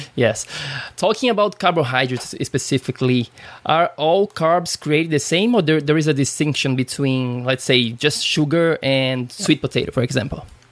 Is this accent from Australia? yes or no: no; Brazil; now in United States; I'm from Brazil